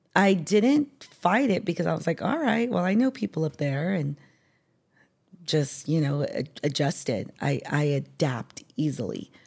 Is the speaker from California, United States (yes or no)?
yes; San Diego, California, United States; born and raised in San Diego